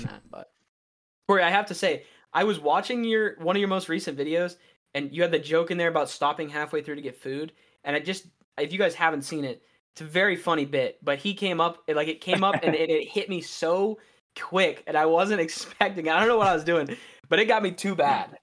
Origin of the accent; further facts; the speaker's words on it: Western Maryland, United States; I am from, like, Western Maryland, uh, so I am in, we get the most snowfall in Maryland